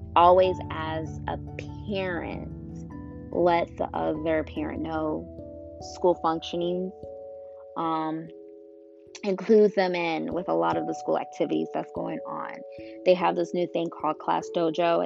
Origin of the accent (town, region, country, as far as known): Illinois, United States; born or raised there; moved away as an adult; now in Georgia, United States